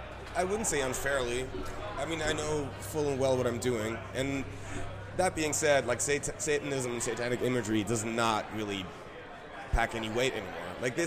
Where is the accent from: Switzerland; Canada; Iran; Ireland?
Switzerland; Also, we're from Switzerland, and that's a fairly secular part of the world